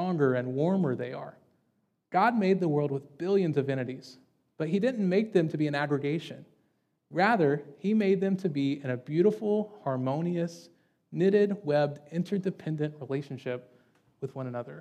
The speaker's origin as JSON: {"language": "English", "region": "Deep South", "country": "United States", "tie": "born or raised there", "said": "I grew up in the Deep South"}